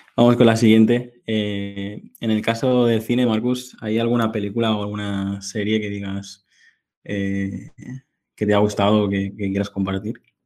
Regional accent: Mallorca, Balearic Islands, Spain; soy de Mallorca, que es la isla que encontrarás ahí perdida en el, Mediterráneo.

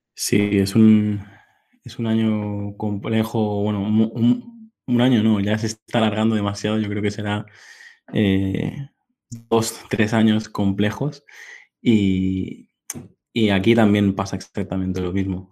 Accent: Mallorca, Balearic Islands, Spain; soy de Mallorca, que es la isla que encontrarás ahí perdida en el, Mediterráneo.

